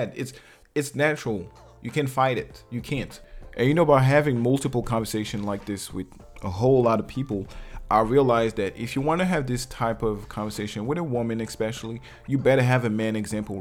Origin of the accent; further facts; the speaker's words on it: Martinique; I'm from Martinique